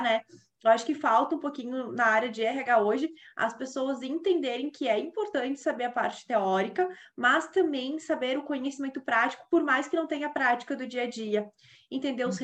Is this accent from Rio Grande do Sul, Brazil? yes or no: yes; Caxias do Sul, Rio Grande do Sul, Brazil; moved away; eu que venho de uma região lá do, do, sul, que é totalmente industrial